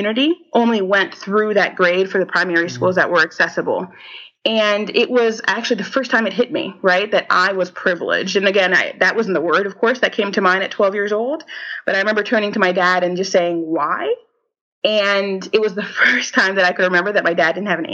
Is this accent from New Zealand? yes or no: no; Haiti; moved away; also born or lived in United States; my home country